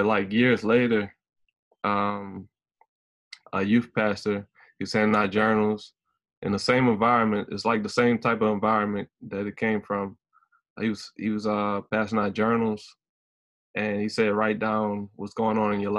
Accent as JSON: {"language": "English", "region": "Louisiana", "country": "United States", "said": "I'm 29 from Louisiana"}